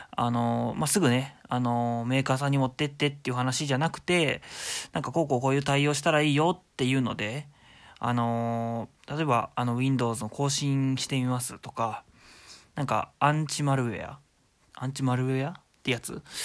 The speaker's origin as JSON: {"language": "Japanese", "region": "Shizuoka", "country": "Japan", "tie": "born or raised there", "moved": "yes", "said": "実家は僕静岡なんですけど"}